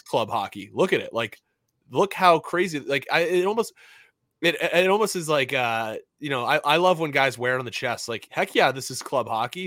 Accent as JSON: {"language": "English", "region": "New England", "country": "United States", "tie": "born or raised there", "said": "I was just like any other kid growing up in New England"}